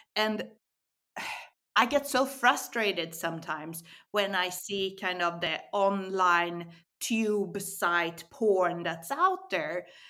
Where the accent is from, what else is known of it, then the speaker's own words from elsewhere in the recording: Sweden; moved away as an adult; also born or lived in Barcelona; I was born in Sweden. Uh, I Eh, studied political science. I moved down to Barcelona when I was in my 20s.